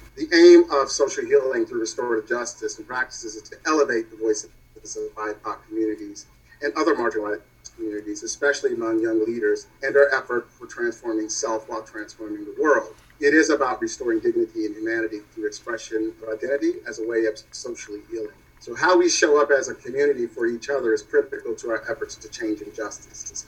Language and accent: English; Louisville, Kentucky, United States; moved away as an adult; also born or lived in Yellow Springs, Ohio / Seattle, Washington; now in New York City, United States; My journey to New York started in Louisville, of course, my hometown